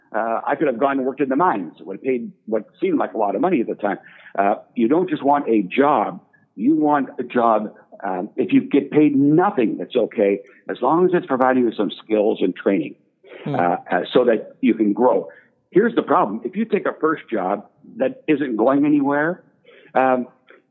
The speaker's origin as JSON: {"language": "English", "town": "Sudbury", "region": "Ontario", "country": "Canada", "tie": "born or raised there", "moved": "yes", "said": "I grew up in Sudbury. It's a mining town in northern Ontario, a tough place."}